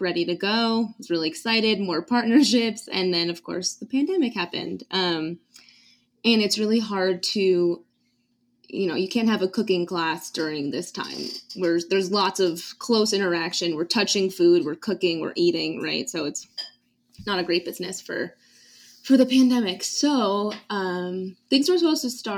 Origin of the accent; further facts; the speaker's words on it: East Coast, United States; now in New Mexico, United States; I'm from the East Coast